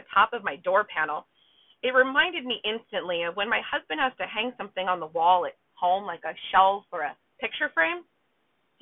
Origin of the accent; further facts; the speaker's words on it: Southern California, United States; I grew up in Southern California, not far from the border